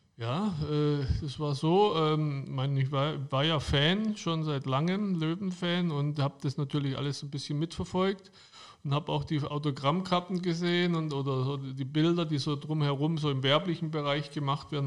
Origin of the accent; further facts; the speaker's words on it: Germany; bei uns in Deutschland